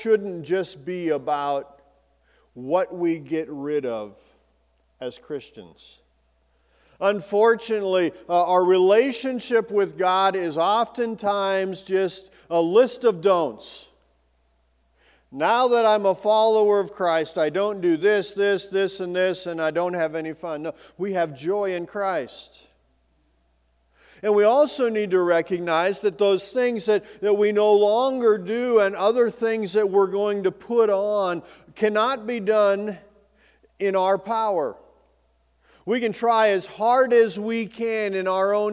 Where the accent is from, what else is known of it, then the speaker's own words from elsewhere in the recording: Bozeman, Montana, United States; also born or lived in Belgrade, Montana; as a kid, I grew up in Bozeman in Belgrade